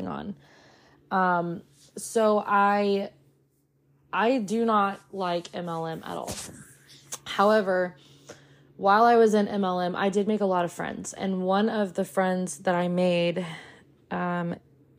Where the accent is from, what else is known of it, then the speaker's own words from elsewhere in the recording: the South, United States; I grew up in the South